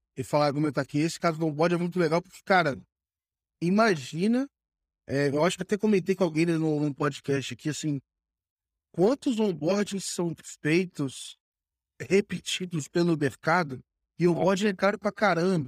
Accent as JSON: {"language": "Portuguese", "country": "Brazil", "said": "a gente, como brasileiro"}